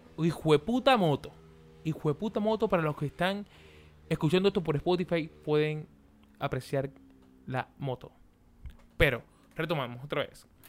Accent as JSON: {"language": "Spanish", "country": "Venezuela", "moved": "yes", "said": "los venezolanos nosotros que estamos afuera del país"}